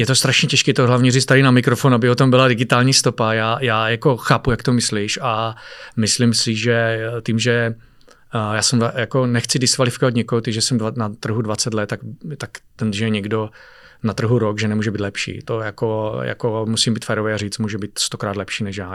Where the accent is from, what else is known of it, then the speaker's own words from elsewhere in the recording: Czechia; jsem Čech